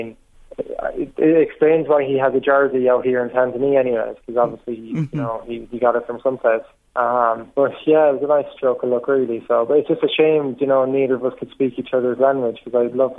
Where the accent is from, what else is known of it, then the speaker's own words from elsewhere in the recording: Ireland; I was from Ireland